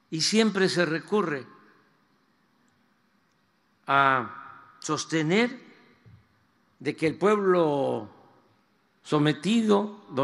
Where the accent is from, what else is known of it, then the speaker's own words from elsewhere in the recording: Mexico; este patrimonio histórico y cultural es el que sustenta lo que somos los mexicanos, esta historia es la que le da la identidad a nuestro pueblo